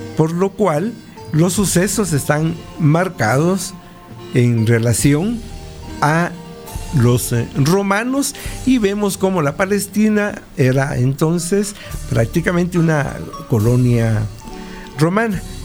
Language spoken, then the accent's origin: Spanish; Guatemala; como un guatemalteco, historiador